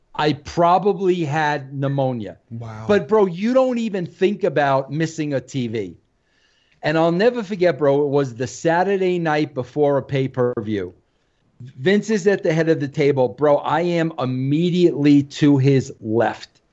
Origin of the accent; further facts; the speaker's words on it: New York, United States; I'm a New Yorker.